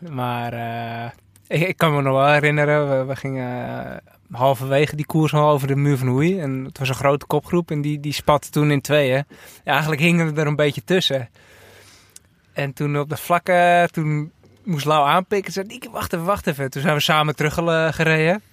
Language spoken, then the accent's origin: Dutch; North Holland, Netherlands; als Noord-Hollander